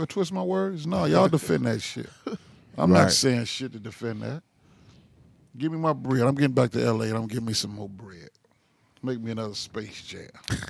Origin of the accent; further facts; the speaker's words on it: South Carolina, United States; I'm from down south. Yeah. I'm from South Carolina.